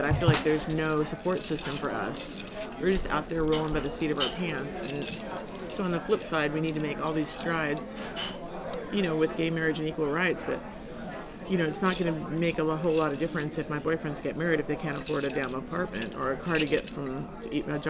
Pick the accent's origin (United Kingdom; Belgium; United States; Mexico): United States; Washington; my home state of Washington State